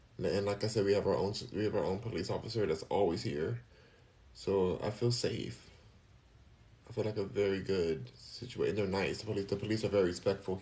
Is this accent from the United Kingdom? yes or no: no; California, United States; moved away as an adult; now in Texas, United States; Even though I'm from California, I was born and raised there.